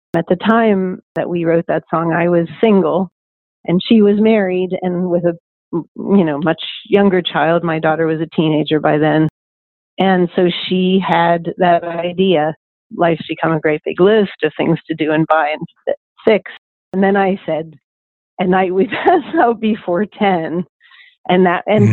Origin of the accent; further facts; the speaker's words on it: Pittsburgh, Pennsylvania, United States; moved away; also born or lived in New York City / Cleveland / France / Nashville; I grew up in Pittsburgh